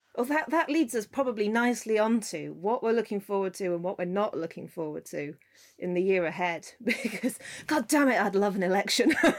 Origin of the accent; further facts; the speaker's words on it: Scotland, United Kingdom; I grew up in Scotland